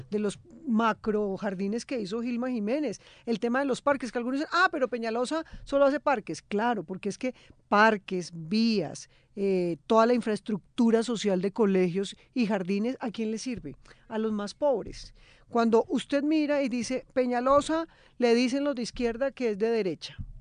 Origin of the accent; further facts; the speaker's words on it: Bogotá, Colombia; Yo nací en Bogotá